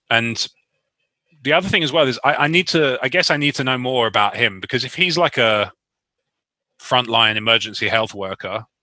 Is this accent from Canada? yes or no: yes; Canada; I thought it was me because I'm Canadian.